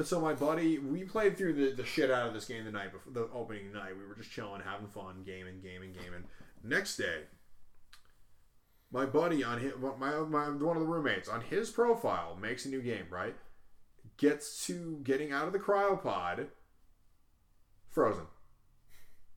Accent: Boston area, Massachusetts, United States; The nuke crater on the bottom corner of the map is where my hometown would geographically be

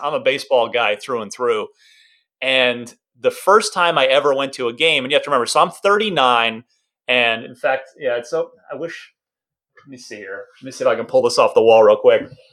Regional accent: Arizona, United States; also born or lived in New Jersey; I'm originally from New Jersey, uh, grew up a Mets fan, like I said, but really kind of, we moved to Arizona

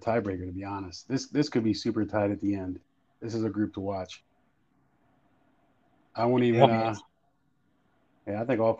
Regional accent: Virginia Beach, Virginia, United States; I grew up in Va Beach.

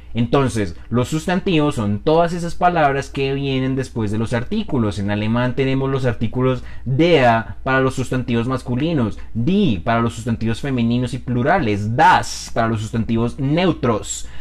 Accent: Colombia; accent: Colombian; Es mi hablar colombiano

